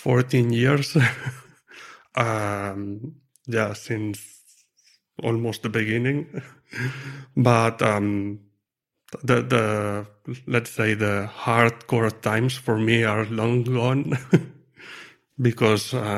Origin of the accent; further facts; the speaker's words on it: Lleida, Catalonia, Spain; moved away as an adult; also born or lived in Madrid, Spain; now in near Madrid, Spain; I'm from near Barcelona, a city called Lleida